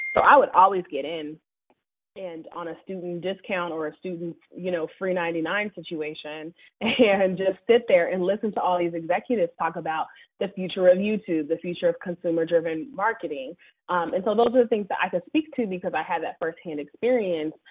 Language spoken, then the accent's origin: English; Seattle, Washington, United States; also born or lived in New York City; now in Charlotte, United States; I'm actually originally from Seattle, Washington. And so, you know, I grew up like on the Microsoft campus